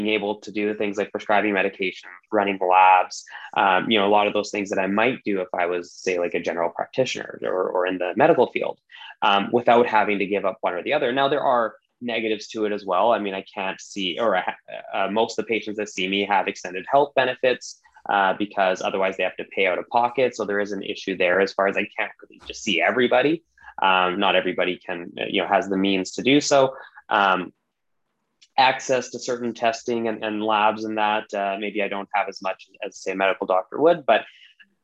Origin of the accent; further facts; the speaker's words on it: British Columbia, Canada; I am born and raised in British Columbia, Canada. So I'm very, very much Canadian.